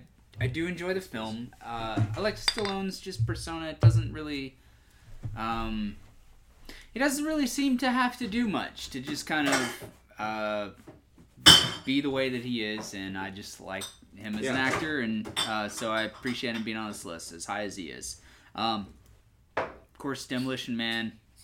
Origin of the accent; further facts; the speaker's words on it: Kuwait; born there; And then I was born in Kuwait.